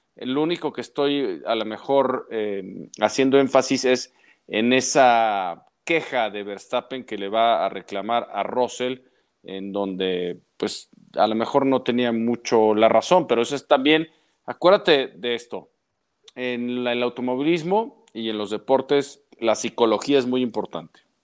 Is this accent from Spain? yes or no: no; Mexico; como mexicanos